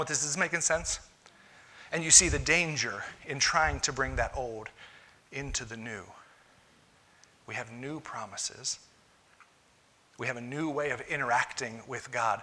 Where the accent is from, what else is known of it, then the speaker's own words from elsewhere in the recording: United States; I'm an American